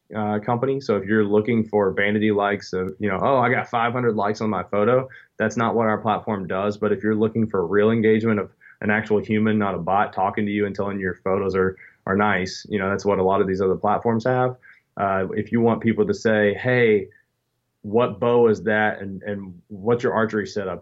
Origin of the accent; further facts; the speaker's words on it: Southeastern Kentucky, United States; I grew up in Southeastern Kentucky